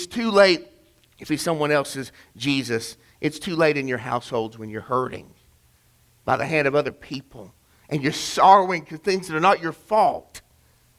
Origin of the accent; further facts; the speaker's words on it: Chattanooga, Tennessee, United States; my hometown of Chattanooga